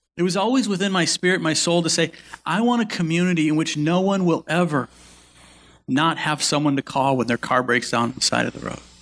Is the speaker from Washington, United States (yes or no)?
no; Milwaukee, Wisconsin, United States; my parents grew up here. So my, so my mom's, my mom's mom and dad lived about ten minutes one side of us